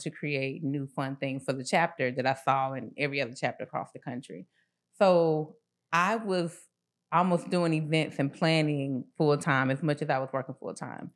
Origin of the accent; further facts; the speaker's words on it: Atlanta, Georgia, United States; I grew up in the Swats